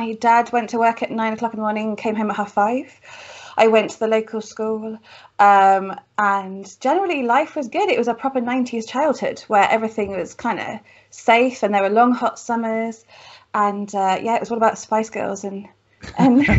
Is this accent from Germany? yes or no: no; Cheltenham, South West England, United Kingdom; moved away; I grew up in lovely Cheltenham, what feels like a lifetime ago